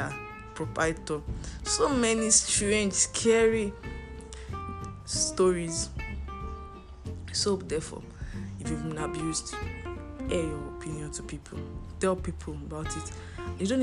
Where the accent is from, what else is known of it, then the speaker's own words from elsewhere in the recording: Nigeria; As a Nigerian student